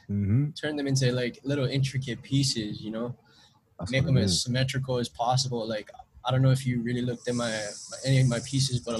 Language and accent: English; Honolulu, Hawaii, United States; I grew up in Palolo Valley, so that's like the hood right there